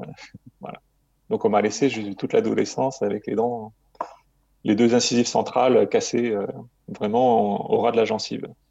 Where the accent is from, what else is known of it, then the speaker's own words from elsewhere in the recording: Marseille, Provence-Alpes-Côte d'Azur, France; j'ai grandi euh, à Marseille